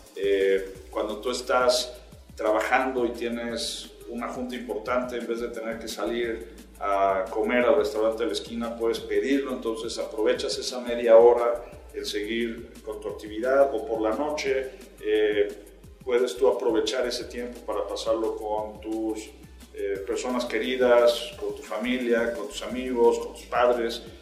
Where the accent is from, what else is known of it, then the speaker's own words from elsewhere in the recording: Mexico; Siendo mexicanos